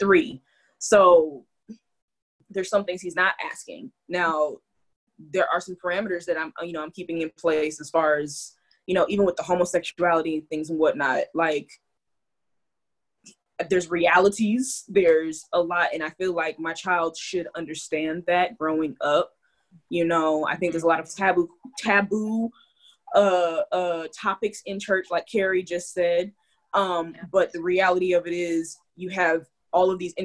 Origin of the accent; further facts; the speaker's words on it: California, United States; now in Deep South, United States; I am Californian